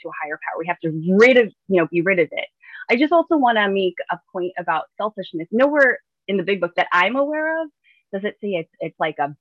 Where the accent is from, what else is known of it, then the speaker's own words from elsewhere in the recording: New York City, New York, United States; growing up in the Bronx